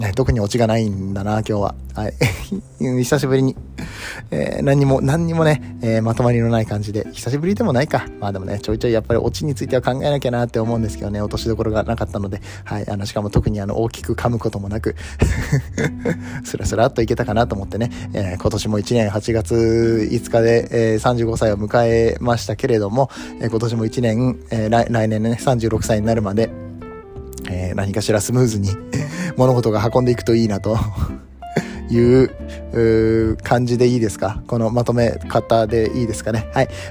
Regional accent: Nagoya, Aichi, Japan; 名古屋の出身

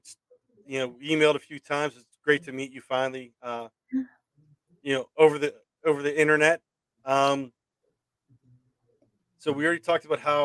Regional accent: Pittsburgh, Pennsylvania, United States; growing up around Pittsburgh and being able to, you know, work in the area and living around here

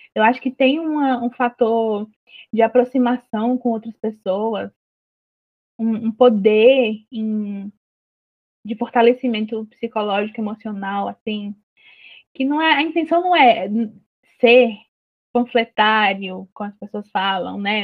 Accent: Juazeiro do Norte, Ceará, Brazil; a minha cidade, que é Juazeiro do Norte, cidade do Padre Cícero, né? E então eu cresci cercada por essas referências

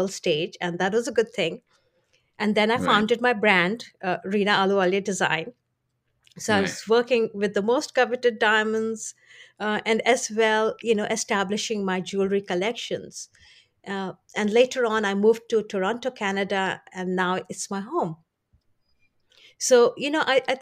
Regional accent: India; I was born in India

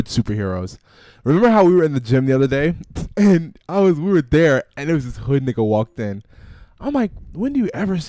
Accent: Florida, United States; I'm from Florida

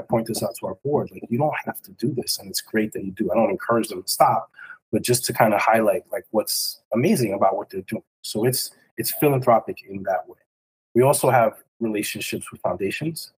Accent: New York City, New York, United States; also born or lived in Westchester; growing up in New York City in Washington Heights

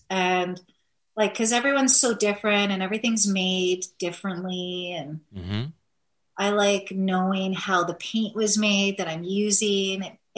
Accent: Thunder Bay, Ontario, Canada; Yep, born and raised.

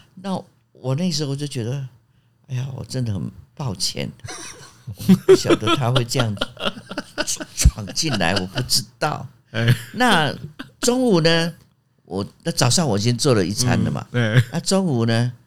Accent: Jiufen, New Taipei, Taiwan; moved away as an adult; also born or lived in Australia; 我出生在九份嘛

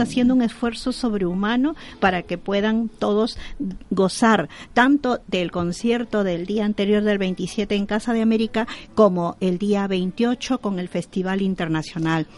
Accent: Peru; now in Spain; yo soy de origen peruana

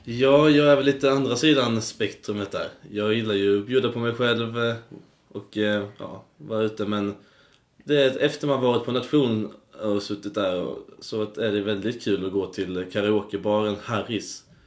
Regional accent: Karlshamn, Blekinge, Sweden; now in Uppsala, Sweden; jag är då från Blekinge. Det är en stad

